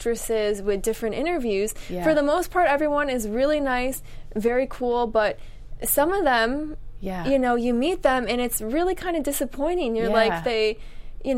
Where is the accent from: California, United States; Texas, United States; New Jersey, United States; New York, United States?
New York, United States; I'm from New York.